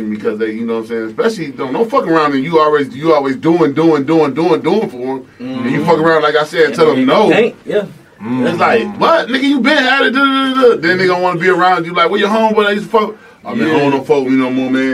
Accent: Rochester, New York, United States; I'm from Rochester

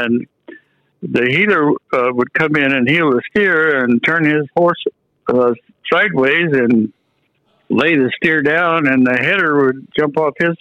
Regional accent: California, United States; also born or lived in Bartlesville, Oklahoma / Dewey, Oklahoma; My father was a foreman of the Tyler Brent Ranch there in Dewey, and that was just before we left out of there when I was 5 years old. And my dad came out here to California

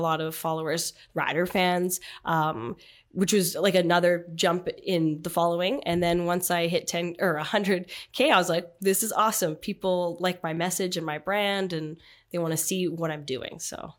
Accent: Canada; my uniqueness was I was from Canada, unlike a lot of people in the league.

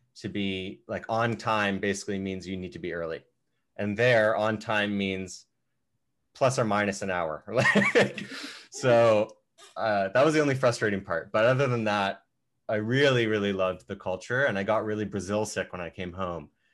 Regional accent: Canada; being a Canadian

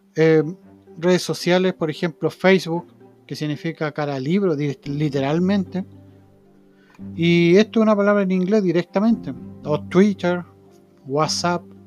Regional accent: Chile; nosotros como chilenos

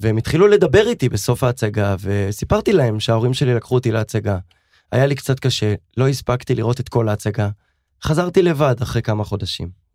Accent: Tel Aviv, Tel Aviv District, Israel; הורים נפלאים, שגידלו אותנו בתל אביב, ברמות צהלה, בצפון תל אביב

